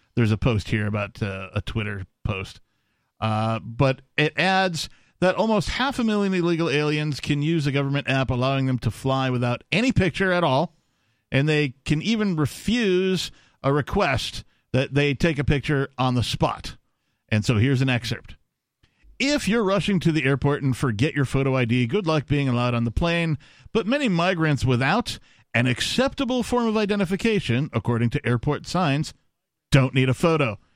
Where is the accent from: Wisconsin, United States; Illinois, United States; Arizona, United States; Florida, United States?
Wisconsin, United States; born or raised there